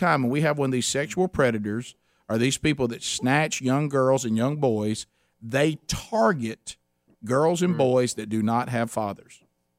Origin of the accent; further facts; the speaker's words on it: Alabama, United States; I'm from Alabama.